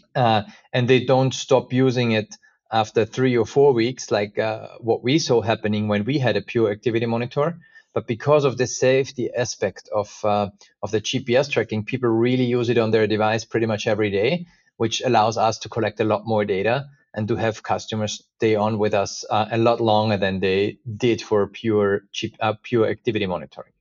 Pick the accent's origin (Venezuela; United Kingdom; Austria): Austria; moved away as an adult; also born or lived in United States; I was actually, uh, born and raised in Austria